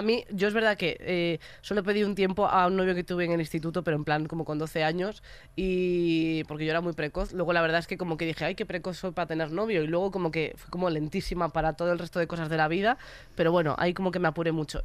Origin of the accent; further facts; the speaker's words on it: Galicia, Spain; soy gallega